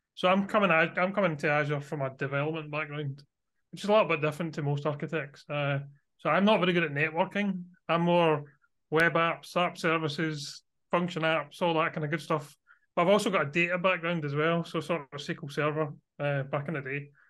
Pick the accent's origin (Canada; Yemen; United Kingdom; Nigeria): United Kingdom; Scotland; you might be able to guess from my accent, I am from Scotland, so I live near Glasgow in Scotland.